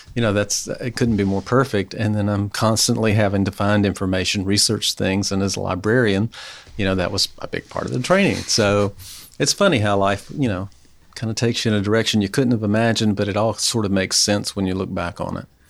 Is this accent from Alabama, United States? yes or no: yes; Mobile, Alabama, United States; moved away as an adult; also born or lived in Gainesville, Florida; now in Knoxville, United States; I'm from Mobile, Alabama, Gulf oh. Coast.